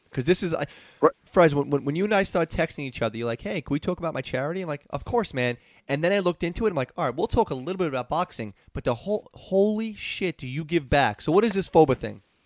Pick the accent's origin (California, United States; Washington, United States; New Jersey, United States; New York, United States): New York, United States; New York City; I grew up in New York City